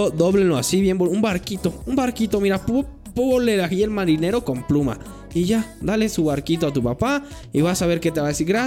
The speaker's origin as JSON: {"language": "Spanish", "country": "Mexico", "said": "somos mexicanos"}